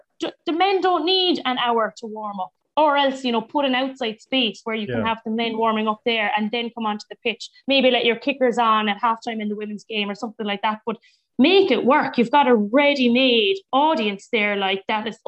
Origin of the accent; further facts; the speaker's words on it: Munster, Ireland; moved away; also born or lived in Mallow; I used to tell them I was from Munster